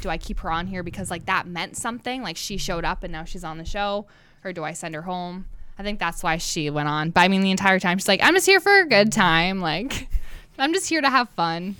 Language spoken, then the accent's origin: English; New Hampshire, United States; moved away as an adult; now in North Dakota, United States; I'm from New